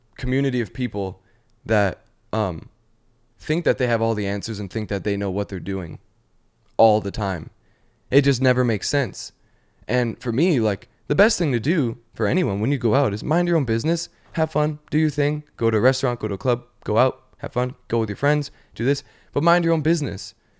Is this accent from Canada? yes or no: yes; Canada; now in Los Angeles, United States; I'm from Canada